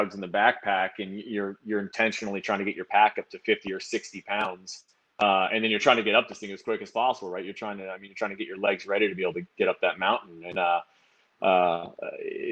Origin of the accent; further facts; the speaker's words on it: Woodinville, Washington, United States; also born or lived in Bellingham, Washington / Seattle, Washington; I grew up out in Woodinville, and I went to college up in Bellingham